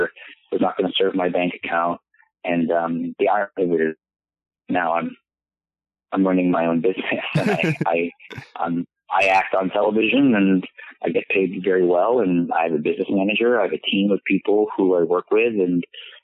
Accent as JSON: {"language": "English", "town": "San Francisco", "region": "California", "country": "United States", "tie": "born or raised there", "said": "being a Filipino, you know, growing up in, like, a San Francisco"}